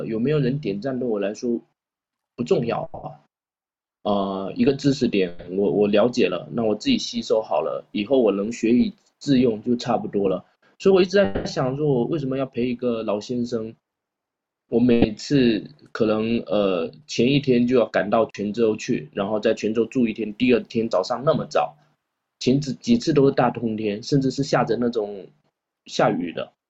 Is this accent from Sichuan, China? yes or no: no; Xiamen, Fujian, China; now in Quanzhou, China; 为什么我要从厦门过来做一件也不赚钱的事情